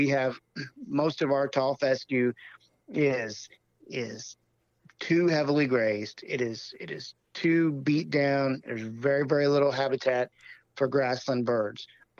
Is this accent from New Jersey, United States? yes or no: no; Missouri, United States; where I grew up hunting in Southwest Missouri.